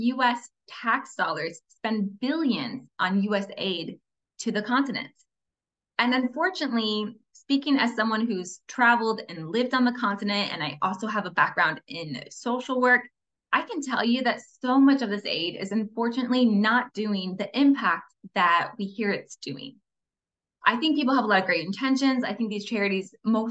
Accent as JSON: {"language": "English", "town": "Fort Wayne", "region": "Indiana", "country": "United States", "tie": "born or raised there", "said": "I grew up in Fort Wayne, Indiana. It's Midwest America"}